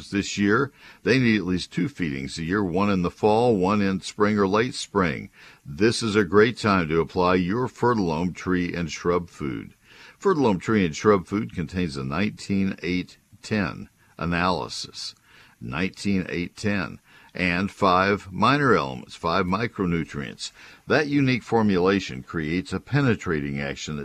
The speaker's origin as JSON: {"language": "English", "town": "Bryan-College Station", "region": "Texas", "country": "United States", "tie": "born or raised there", "also_born_or_lived": "San Antonio, Texas", "said": "My hometown of Bryan College Station"}